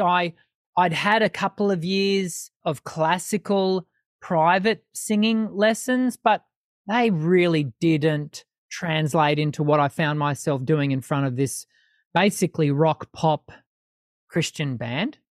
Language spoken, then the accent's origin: English; Sydney, New South Wales, Australia; moved away as an adult; now in Brisbane, Australia; I was born in Sydney, but have spent mo-, the majority of my adult life here in Brisbane in Queensland.